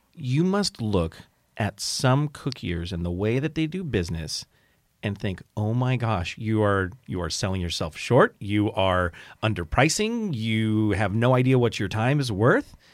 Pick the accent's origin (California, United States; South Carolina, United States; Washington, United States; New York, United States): California, United States; Pasadena; I grew up in Pasadena, California, just south of there, and it's, it's a big city